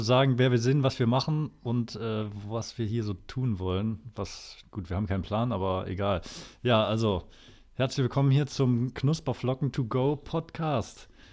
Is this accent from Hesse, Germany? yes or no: no; Erfurt, Thuringia, Germany; now in Cologne, Germany; ich komme aus Erfurt